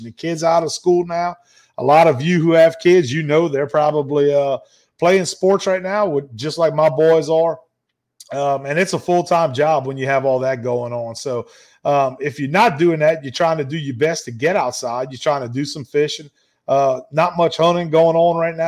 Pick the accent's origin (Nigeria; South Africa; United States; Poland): United States; Ville Platte, Louisiana; now in Gonzales, United States; my hometown where I grew up, of Ville Platte, Louisiana.